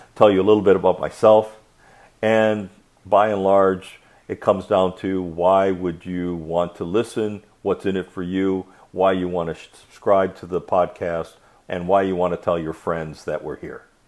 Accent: Michigan, United States; I grew up in Michigan

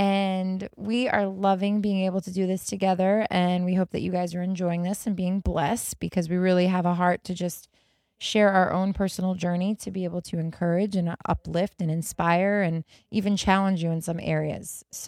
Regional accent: Las Vegas, Nevada, United States; moved away as an adult; also born or lived in New York; I grew up in Las Vegas. That's where I was. I was in Las Vegas, and I still had some ties in New York because I was actually born in New York.

